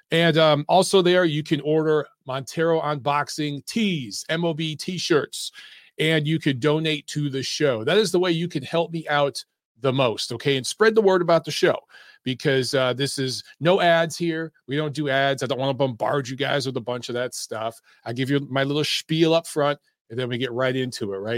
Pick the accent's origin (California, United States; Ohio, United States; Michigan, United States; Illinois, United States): Michigan, United States; Detroit; now in Atlanta, United States; you guys know I'm from Detroit, obviously, and I've lived in a million different places. Uh, the military moved me around